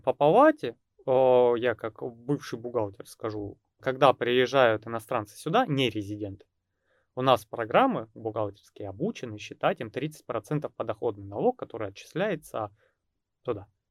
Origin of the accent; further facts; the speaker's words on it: Russia; у нас в России